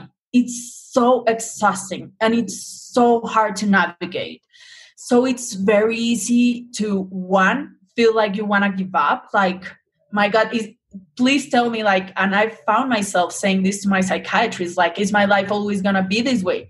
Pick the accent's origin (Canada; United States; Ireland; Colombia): Colombia; I'm Latina, I'm from Colombia